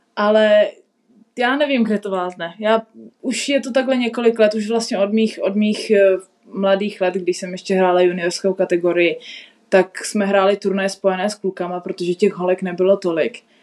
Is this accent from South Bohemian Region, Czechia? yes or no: yes; South Bohemian Region, Czechia; pro mě je doma vždycky v Česku, v Česku na jihu a Česko je místo, odkud pocházím